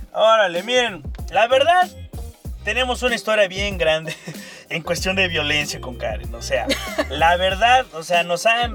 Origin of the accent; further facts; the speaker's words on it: Veracruz, Mexico; vengo de Veracruz